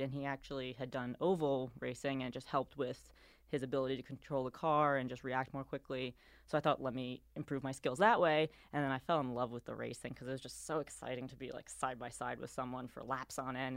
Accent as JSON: {"language": "English", "town": "New York City", "region": "New York", "country": "United States", "tie": "born or raised there", "also_born_or_lived": "Bay Area", "moved": "as an adult", "lives_now": "Charlotte, United States", "said": "I am from New York City"}